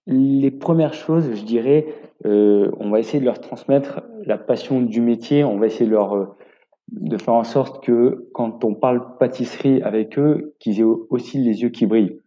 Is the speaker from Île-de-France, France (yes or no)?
no; Grenoble, Auvergne-Rhône-Alpes, France; moved away as an adult; also born or lived in London; now in Yssingeaux, France; je suis originaire de Grenoble, où j'ai passé donc tout mon apprentissage